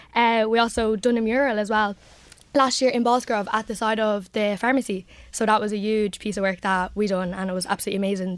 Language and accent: English; Drogheda, County Louth, Ireland; I come from Finian, so it's kind of the heart of the community